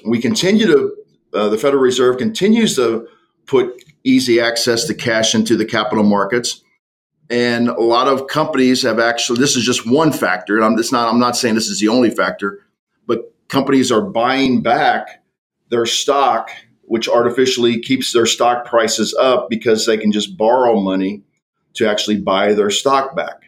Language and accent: English; United States; I grew up on the on the Mississippi River